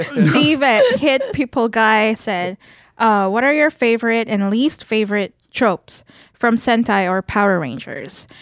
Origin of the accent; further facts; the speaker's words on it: Philippines; moved away; growing up in the Philippines